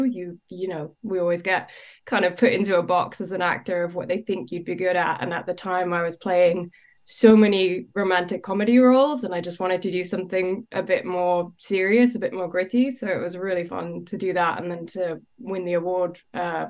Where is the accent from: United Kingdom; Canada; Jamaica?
United Kingdom; London; I grew up in London